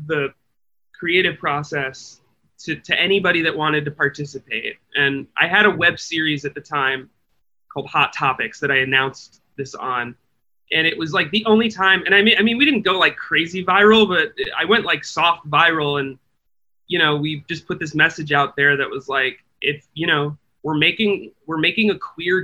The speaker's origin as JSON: {"language": "English", "region": "Midwest", "country": "United States", "tie": "born or raised there", "said": "I grew up in the Midwest"}